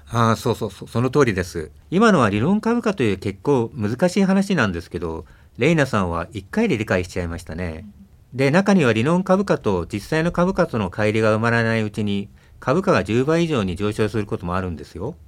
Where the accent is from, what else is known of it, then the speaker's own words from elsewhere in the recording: Tokyo, Japan; also born or lived in Shirakawa, Fukushima; 私は東京生まれなんですけど元は福島県の白河市です